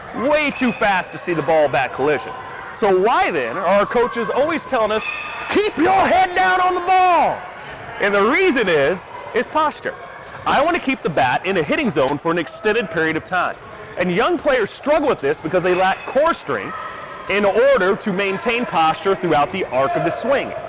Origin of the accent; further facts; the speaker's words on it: Southern Illinois, United States; I grew up in Southern Illinois